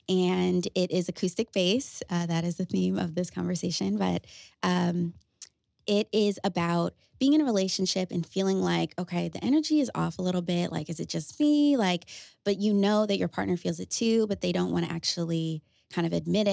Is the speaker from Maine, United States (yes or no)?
no; Connecticut, United States; I am a pop and R&B artist born and raised in Connecticut